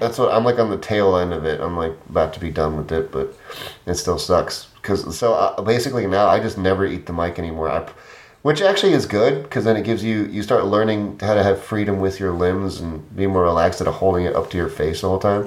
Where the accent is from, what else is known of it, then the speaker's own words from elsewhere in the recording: Midwest, United States; I'm just Midwesterner, like through and through.